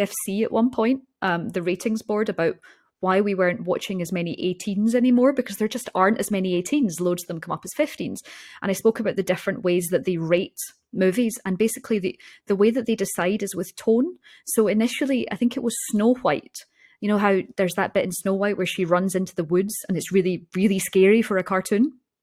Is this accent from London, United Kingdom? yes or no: no; Scotland, United Kingdom; born or raised there